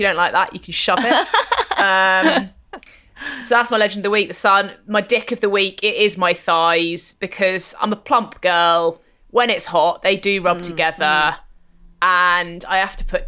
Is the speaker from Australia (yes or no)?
no; near Honiton, Devon, born in Taunton, Somerset, South West England, United Kingdom; Very near me. Very near where I grew up